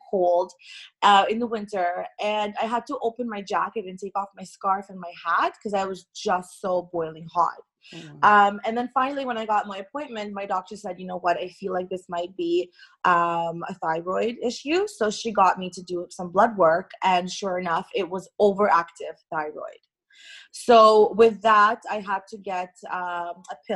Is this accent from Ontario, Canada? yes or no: yes; Toronto, Ontario, Canada; also born or lived in Irkutsk, Russia; when I was 9 years old, my parents and I immigrated to Toronto, Canada, where I reside right now